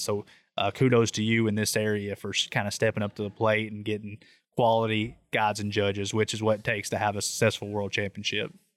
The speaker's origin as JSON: {"language": "English", "region": "East Tennessee", "country": "United States", "said": "I'm from East Tennessee, so I know all about driving around mountains"}